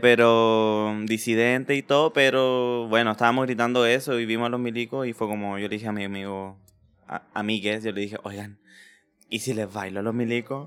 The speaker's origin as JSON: {"language": "Spanish", "town": "Copiapó", "region": "Atacama", "country": "Chile", "also_born_or_lived": "Maipú, Santiago", "moved": "yes", "lives_now": "Santiago, Chile", "said": "yo soy de Copiapó, de la tercera región."}